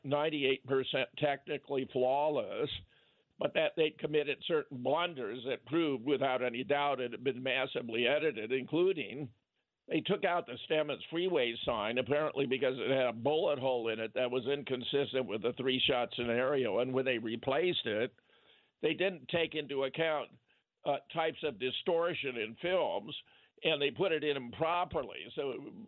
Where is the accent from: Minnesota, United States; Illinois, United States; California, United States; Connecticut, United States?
California, United States; Pasadena; I was born in Pasadena